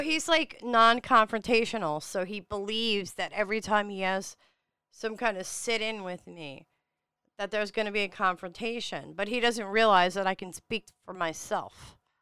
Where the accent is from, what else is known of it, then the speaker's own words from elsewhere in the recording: New York City, New York, United States; I am from Staten Island, New York